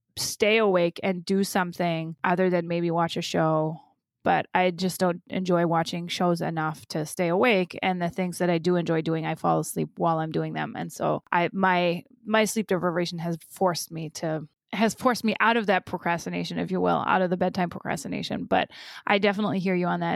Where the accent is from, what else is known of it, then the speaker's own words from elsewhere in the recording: Germany; now in United States; having grown up in Germany